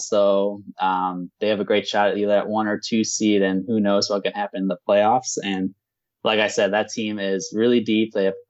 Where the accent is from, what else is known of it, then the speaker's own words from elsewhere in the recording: Chicago, Illinois, United States; I'm from Chicago, a Bulls fan